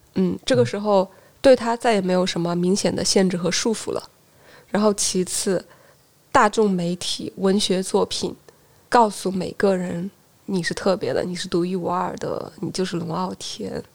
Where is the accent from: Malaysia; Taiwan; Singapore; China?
China; Hubei; moved away as an adult; also born or lived in Wuhan; now in Shenzhen, China; 我在乡镇长到十二岁，然后去了县城 在县城成长到十七岁，然后去了武汉，在省会城市读的大学和研究生，最后来了深圳